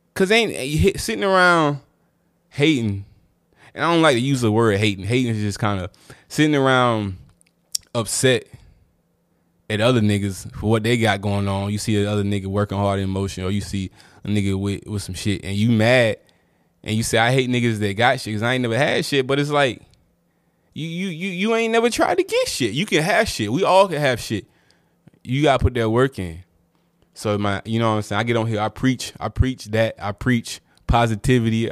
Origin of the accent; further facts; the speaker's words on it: Durham, North Carolina, United States; I'm from Durham, so I watched a lot of UNC Duke games.